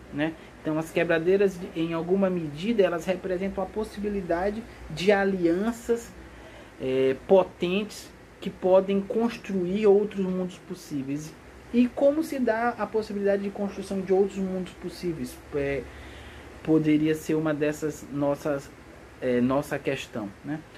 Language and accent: Portuguese; Maranhão, Brazil; eu sou originalmente do Maranhão